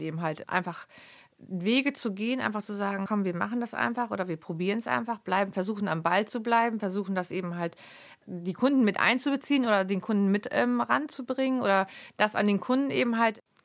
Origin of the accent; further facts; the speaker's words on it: near Lemförde, Lower Saxony, Germany; in Lemförde war das, also vier Kilometer von meinem, von meinem Heimatort entfernt